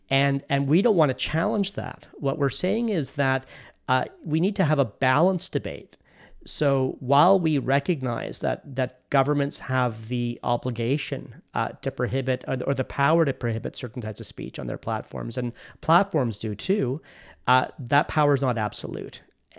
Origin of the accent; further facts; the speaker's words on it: Canada; And so why that's surprising is that we're Canadian.